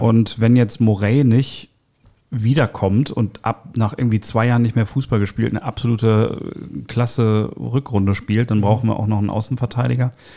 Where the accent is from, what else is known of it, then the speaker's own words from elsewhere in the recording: Dortmund, North Rhine-Westphalia, Germany; als Dortmunder